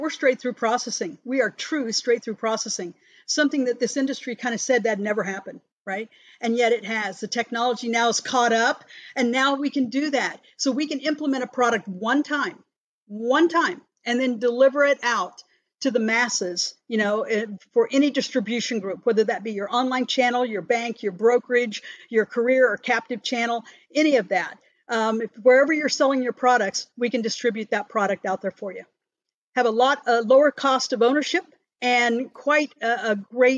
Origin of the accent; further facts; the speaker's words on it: Fort Scott, Kansas, United States; now in Overland Park, United States; And this is my hometown